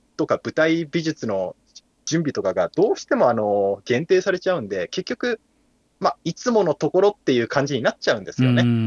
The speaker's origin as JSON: {"language": "Japanese", "region": "Kumamoto", "country": "Japan", "tie": "born or raised there", "said": "僕も熊本出身ですから"}